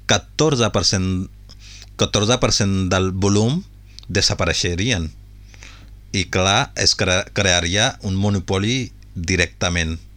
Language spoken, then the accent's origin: Catalan; Punjab, India; perquè té un vincle molt important amb el Punjab, com, com que som del Punjab